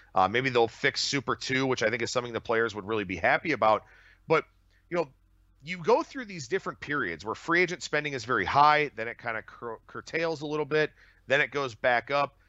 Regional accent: Cleveland, Ohio, United States; born and bred in Cleveland

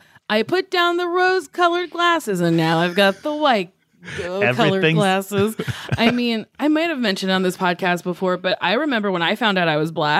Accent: Lincroft, New Jersey, United States; Lincroft, New Jersey.

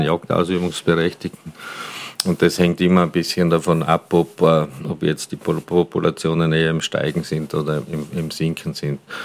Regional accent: Galtür, Tyrol, Austria; moved away as an adult; also born or lived in Hall in Tirol; now in Vienna, Austria; geboren in Galtür in Tirol, dort aufgewachsen, dann eine Station in Hall in Tirol gemacht mit Matura und seit 33 Jahren in Wien lebend

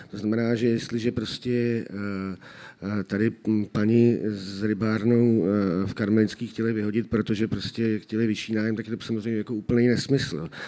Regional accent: Prague, Czechia; Ale já jako Pražák zaplatím 24 za půl hodiny.

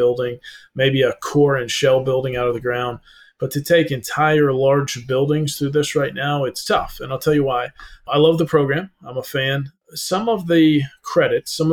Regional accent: North Georgia Mountains, United States; also born or lived in Atlanta, Georgia; I'm in Atlanta, Georgia right now. I grew up in the North Georgia Mountains.

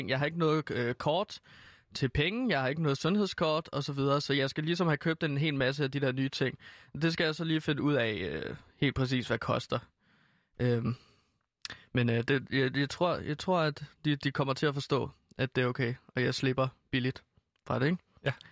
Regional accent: Denmark; jeg er rigtig glad for, at officielt jeg kan sige, at jeg er dansker

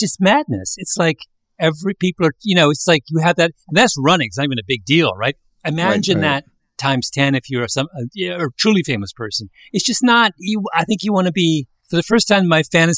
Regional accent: Canada; moved away; I was a little kid growing up in Canada

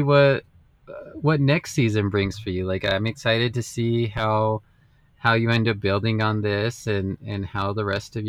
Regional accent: Las Vegas, New Mexico, United States; moved away; So I grew up in Las Vegas, New Mexico.

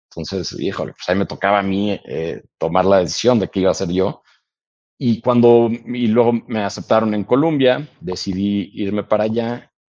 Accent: United States; born there; Entonces, nacimos en Estados Unidos todos.

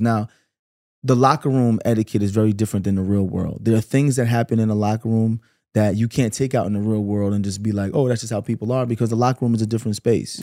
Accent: New York City, New York, United States; also born or lived in Canarsie, Brooklyn; I grew up in Flatbush my whole life.

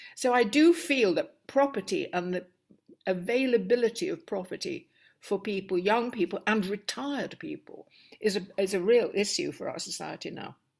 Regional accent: Stockport, North West England, United Kingdom; moved away; also born or lived in Cambridge; life in Stockport was very humdrum, very ordinary. I had a much younger sister.

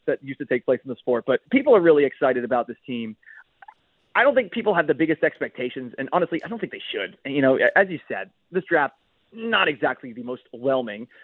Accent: Boston, Massachusetts, United States; also born or lived in Tampa Bay; now in Seattle, United States; I grew up in Boston

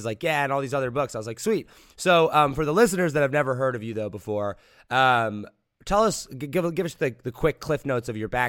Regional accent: United States; I'm from America

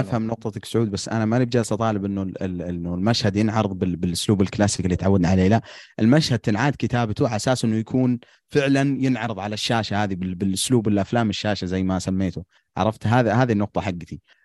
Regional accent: Al-Qassim, Saudi Arabia; عندنا في القصيم

